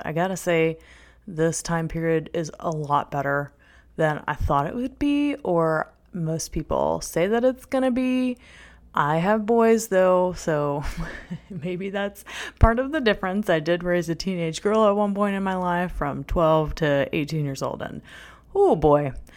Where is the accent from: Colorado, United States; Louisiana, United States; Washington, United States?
Louisiana, United States; North Shore of New Orleans; moved away; I was born in the New Orleans, Louisiana area